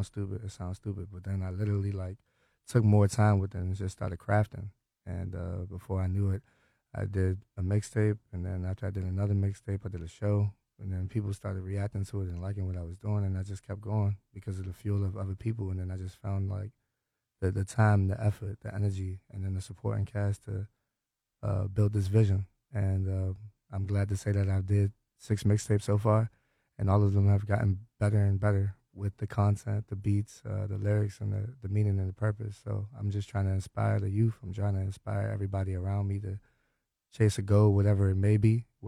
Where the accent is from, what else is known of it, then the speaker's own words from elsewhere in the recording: Hyattsville, Maryland, United States; now in Springdale, United States; I'm from Hyattsville, Maryland. I live in Springdale now.